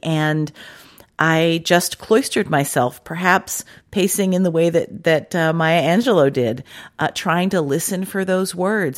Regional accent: Washington, District of Columbia, United States; moved away; I grew up in Washington DC and it didn't get cold like

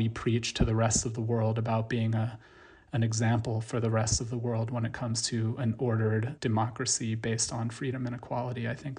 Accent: United States; So that's how I kind of felt as an American.

